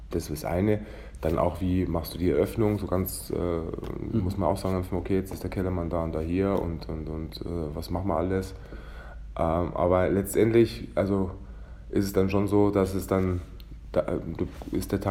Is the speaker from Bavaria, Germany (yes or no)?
yes; Weilheim in Oberbayern, Bavaria, Germany; weil ich gebürtiger Weilheimer bin und eben aus dem Oberland komme